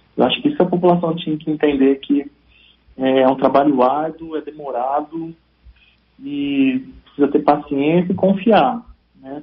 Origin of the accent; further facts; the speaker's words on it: São Paulo, Brazil; now in Espírito Santo, Brazil; eu vim de São Paulo, sou paulista